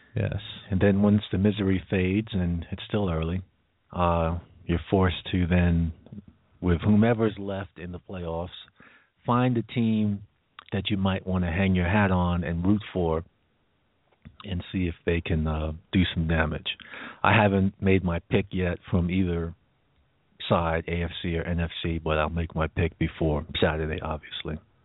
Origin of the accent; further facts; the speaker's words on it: New York, United States; being a New Yorker